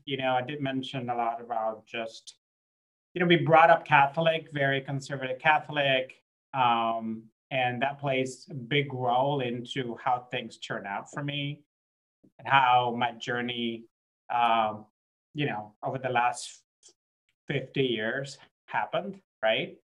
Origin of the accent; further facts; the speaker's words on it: Puerto Rico; moved away; also born or lived in Jacksonville, Florida, United States; I was born in Puerto Rico